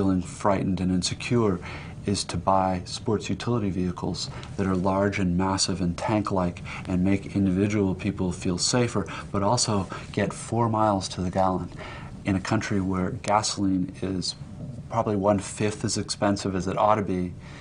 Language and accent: English; United States; as an American